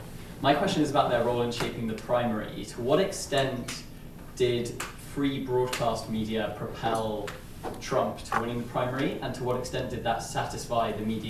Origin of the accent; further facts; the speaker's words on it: London, United Kingdom; moved away as an adult; I'm here on the Public Policy Masters Program, and I'm from London.